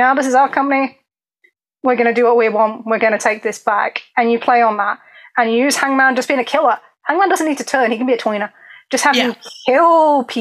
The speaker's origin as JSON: {"language": "English", "region": "England", "country": "United Kingdom", "said": "I'm very English."}